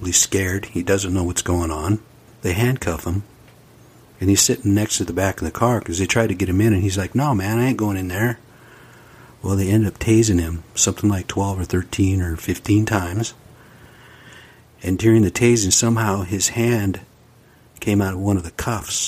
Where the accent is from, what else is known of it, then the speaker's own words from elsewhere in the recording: United States; I'm an American Indian